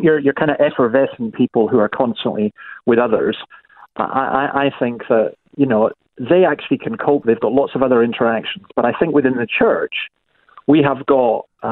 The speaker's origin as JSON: {"language": "English", "region": "Scotland", "country": "United Kingdom", "moved": "as an adult", "lives_now": "Australia", "said": "I'm a Scottish Presbyterian"}